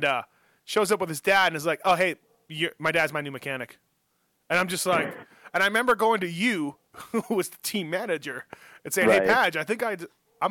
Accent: Canada; moved away as an adult; from Canada

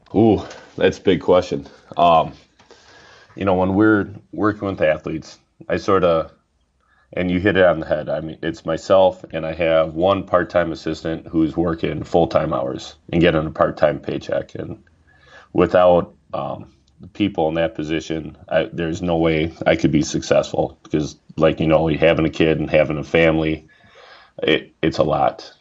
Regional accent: Oshkosh, Wisconsin, United States; also born or lived in River Falls, Wisconsin; I grew up in Oshkosh, and then moved up here for uh, school for college in what was it, '95, and so been up in the northern part of the state ever since

